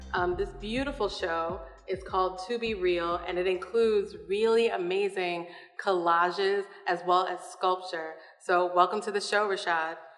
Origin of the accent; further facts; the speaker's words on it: New York City, New York, United States; moved away; I'm from Brooklyn, New York originally